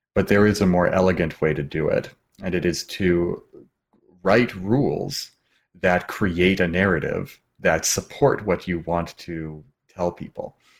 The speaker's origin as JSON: {"language": "English", "region": "Washington", "country": "United States", "tie": "born or raised there", "also_born_or_lived": "California", "moved": "as an adult", "said": "I left my home state of Washington and traveled to California to go to school to be an actor"}